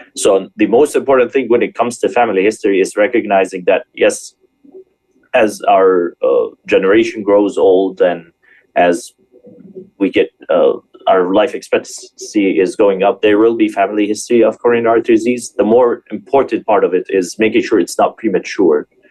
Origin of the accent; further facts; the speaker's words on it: Michigan, United States; moved away; also born or lived in Springfield, Illinois / California; I'm actually from Michigan